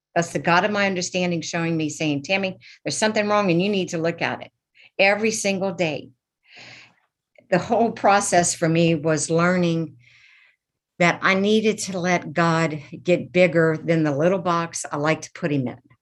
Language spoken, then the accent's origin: English; Lafayette, Louisiana, United States; I am from Lafayette, Louisiana